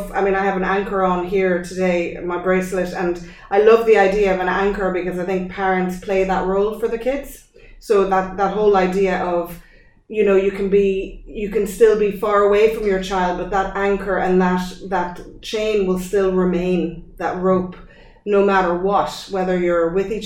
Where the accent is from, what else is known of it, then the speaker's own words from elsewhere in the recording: France; born there; so I was born in France.